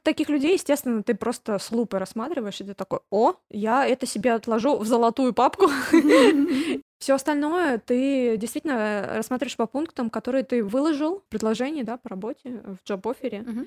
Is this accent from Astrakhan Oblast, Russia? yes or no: no; Khabarovsk, Khabarovsk Krai, Russia; moved away as an adult; also born or lived in Voronezh; now in Barcelona, Spain; я же из Хабаровска